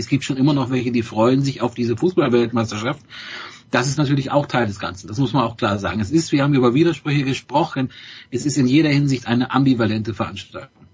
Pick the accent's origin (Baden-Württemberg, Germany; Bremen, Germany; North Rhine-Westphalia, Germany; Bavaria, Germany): Bremen, Germany; ich als Bremer